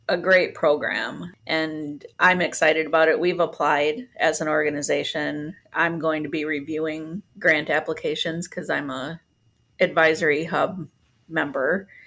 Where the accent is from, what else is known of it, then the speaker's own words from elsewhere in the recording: Puerto Rico; also born or lived in Grand Rapids, United States; I was uh, born here in Grand Rapids, but I was raised in Puerto Rico. Um, my parents were missionaries there, and so I speak Spanish fluently, even though I'm gray blonde.